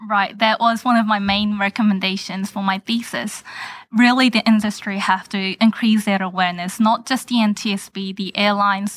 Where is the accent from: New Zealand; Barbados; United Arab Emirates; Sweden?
New Zealand; moved away as an adult; also born or lived in Korea; now in United States; I was born and raised in New Zealand